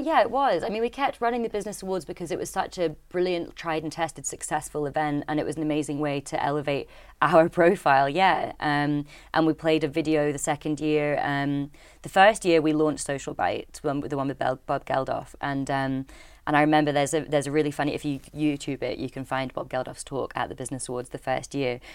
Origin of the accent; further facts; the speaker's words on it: Dornoch, Scotland, United Kingdom; I'm from Doornach in the Highlands